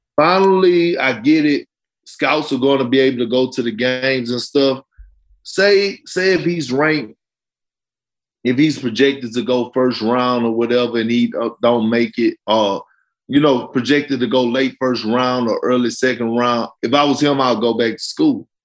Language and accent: English; Beaumont, Texas, United States; I'm from Beaumont, Texas